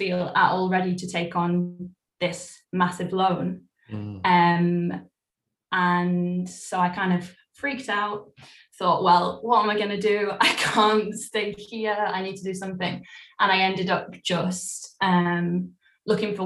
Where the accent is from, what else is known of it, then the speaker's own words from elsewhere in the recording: Cheshire, North West England, United Kingdom; also born or lived in Cleethorpes / Dublin, Ireland; we settled in Cheshire. So I grew up from, like, the age of 3 or 4 until I was 18, 19. I was in a town in Cheshire